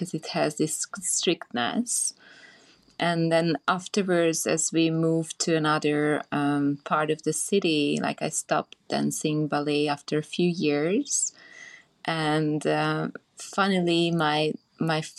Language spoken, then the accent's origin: English; Budapest, Hungary; also born or lived in Transylvania, Romania; now in Bali, Indonesia; I was born actually in Transylvania and grew up in Hungary, in Budapest.